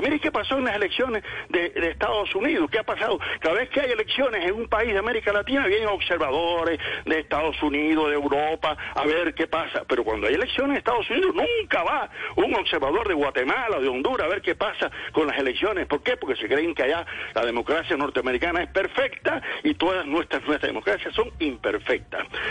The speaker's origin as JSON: {"language": "Spanish", "country": "Cuba", "also_born_or_lived": "Santa Clara, Cuba", "said": "Yo hablo de Cuba, que soy cubano y resido en Cuba, en Santa Clara, no en La Habana"}